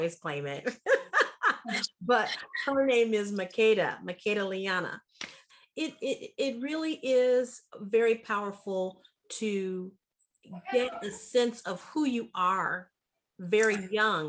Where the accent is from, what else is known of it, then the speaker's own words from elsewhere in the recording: Pontiac, Michigan, United States; I was born in 1962, and I was born in Pontiac, Michigan